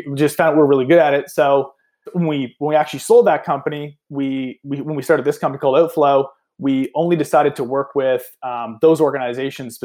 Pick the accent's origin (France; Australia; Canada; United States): Canada; Nova Scotia; I'm personally Canadian. I'm from Eastern Canada here in Nova Scotia